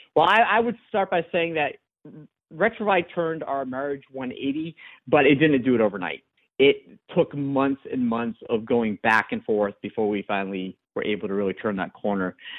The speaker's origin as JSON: {"language": "English", "country": "France", "said": "I'm one of those, you know, stubborn Frenchmen"}